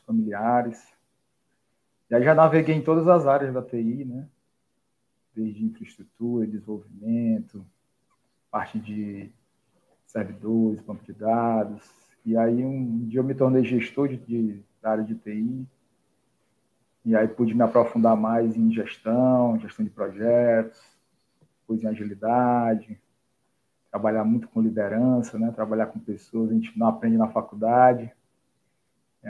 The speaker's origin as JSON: {"language": "Portuguese", "town": "Fortaleza", "region": "Ceará", "country": "Brazil", "said": "eu sou daqui de Fortaleza, né? Conterrânea do Alisson"}